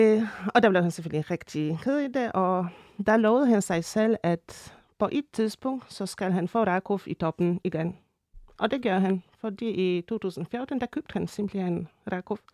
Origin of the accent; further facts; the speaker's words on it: Częstochowa, Silesian Voivodeship, Poland; moved away; jeg kommer fra Shestjova